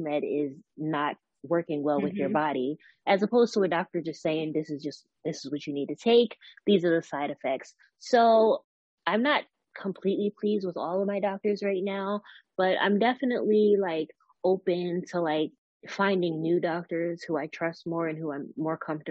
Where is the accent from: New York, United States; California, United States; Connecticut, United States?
New York, United States; Westchester County; also born or lived in Georgia; I'm from New York. I'm not from like NYC, Manhattan. I'm from Westchester County, New York